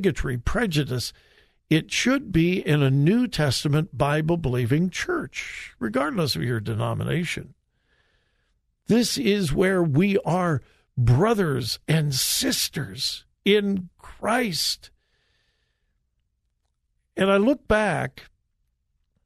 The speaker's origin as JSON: {"language": "English", "town": "Compton", "region": "California", "country": "United States", "tie": "born or raised there", "said": "I grew up in Southern California, graduated from high school in Compton."}